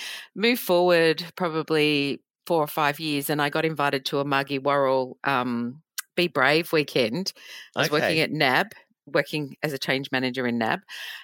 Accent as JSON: {"language": "English", "region": "New South Wales", "country": "Australia", "tie": "born there", "also_born_or_lived": "Portsea", "said": "So I grew up, I was born in New South Wales, but my dad's an army. I'm an army child."}